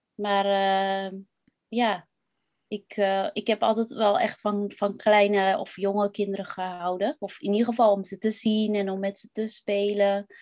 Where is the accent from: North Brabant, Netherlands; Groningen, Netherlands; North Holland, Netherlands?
North Holland, Netherlands; West-Friesland; ik ben opgegroeid in West-Friesland.